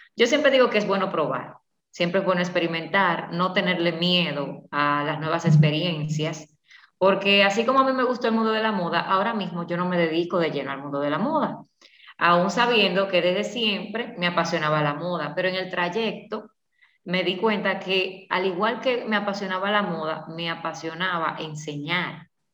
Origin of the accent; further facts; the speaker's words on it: La Vega, Dominican Republic; yo soy de La Vega